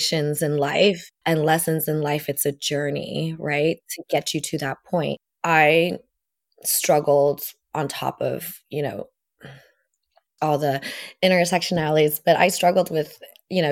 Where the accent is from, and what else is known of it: United States; born or raised there; first language Vietnamese; also born or lived in Vietnam; now in Portland, United States